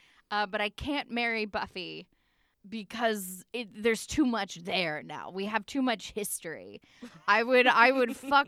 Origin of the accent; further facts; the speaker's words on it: Arkansas, United States; I'm from Arkansas